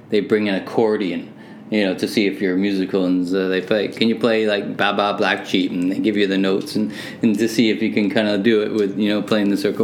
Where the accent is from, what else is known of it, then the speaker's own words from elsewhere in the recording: Hamilton, Ontario, Canada; also born or lived in Manchester, England; I was born in Manchester, and my parents immigrated here in '67. And so, uh, yeah, living in Hamilton, Ontario